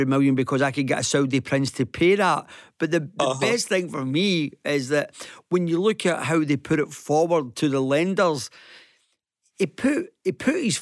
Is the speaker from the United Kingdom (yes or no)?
yes; Glasgow, Scotland, United Kingdom; when we was growing up in the Gorbals